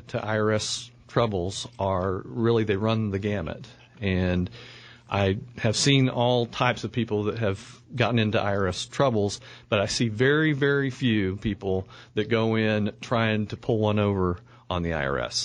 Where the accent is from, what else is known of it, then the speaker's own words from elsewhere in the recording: Oklahoma City, Oklahoma, United States; I grew up here in Oklahoma City